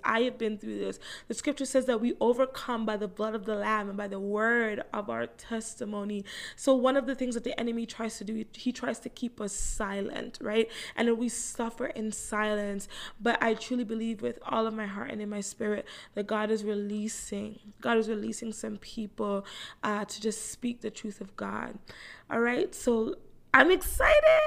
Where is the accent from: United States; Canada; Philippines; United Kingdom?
Canada; Toronto, Ontario; I live in Toronto, Canada. Um, I'm 30 years old. I was born right here in Toronto.